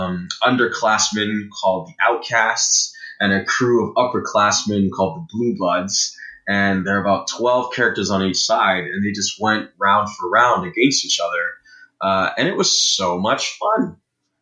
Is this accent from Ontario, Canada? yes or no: yes; Brampton, Ontario, Canada; growing up in Brampton